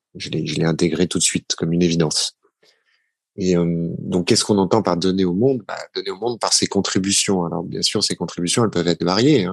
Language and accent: French; Paris, Île-de-France, France; born or raised there